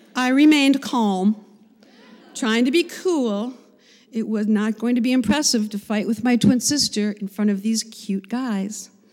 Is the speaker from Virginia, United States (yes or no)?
no; Cheektowaga, New York, United States; I was born in Buffalo, New York, in a suburb called Cheektowaga